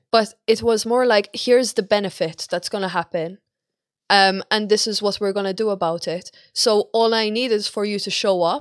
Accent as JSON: {"language": "English", "country": "Malta", "moved": "yes", "said": "I'm Malta"}